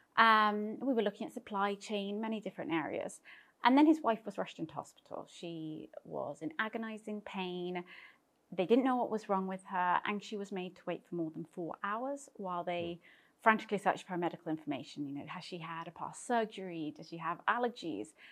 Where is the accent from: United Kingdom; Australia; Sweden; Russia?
United Kingdom; moved away as an adult; also born or lived in London; now in Cyprus; I am British and moved to Cyprus a number of years ago